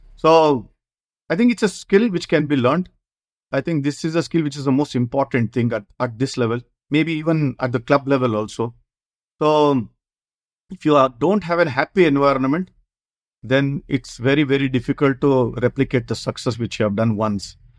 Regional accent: Bangalore, Karnataka, India; I come from Bangalore South, which is the hub of uh, tennis ball cricket

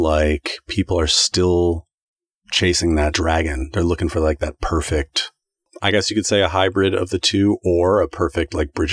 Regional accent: United States; we're distinctly American. We grew up on hip hop.

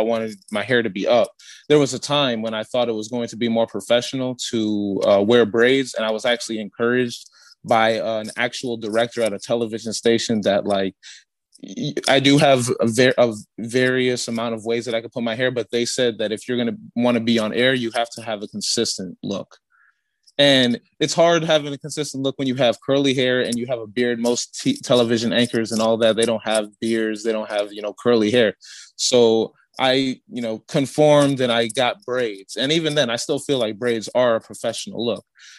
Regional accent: Gary, Indiana, United States; moved away as an adult; also born or lived in Chicago, Illinois; I'm originally from Gary.

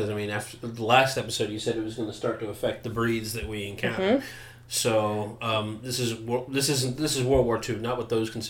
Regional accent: United States; We're American.

